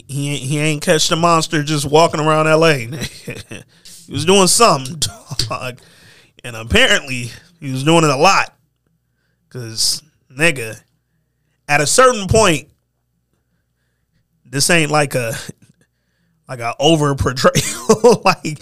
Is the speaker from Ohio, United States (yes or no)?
no; Lansing, Michigan, United States; I'm from Lansing, Michigan, nigga. I don't know if y'all ever, the listeners out there, I don't know how many of y'all been in Lansing. I went to school in East Lansing. It ain't much in Lansing, dog.